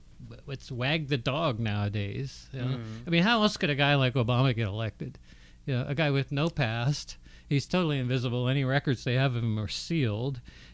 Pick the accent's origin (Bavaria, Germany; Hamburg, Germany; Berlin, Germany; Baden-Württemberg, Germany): Berlin, Germany; I grew up in Berlin, Germany, and we had East Berlin